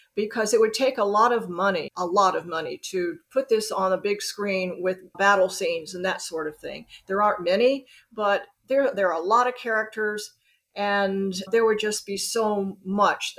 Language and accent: English; Birmingham, Alabama, United States; also born or lived in New York City / Los Angeles / Tokyo / Hong Kong; now in Chattanooga, United States; I grew up in Birmingham, Alabama.